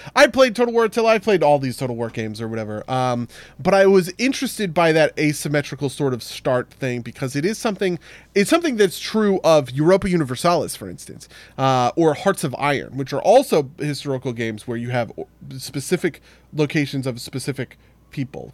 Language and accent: English; Maplewood, New Jersey, United States; the war on Christmas started in my hometown